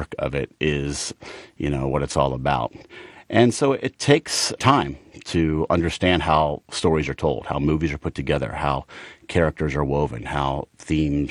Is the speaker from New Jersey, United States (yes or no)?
no; Atlanta, Georgia, United States; moved away as an adult; also born or lived in Boston / Los Angeles; out in sort of the Chamblee-Dunwoody area growing up in Atlanta.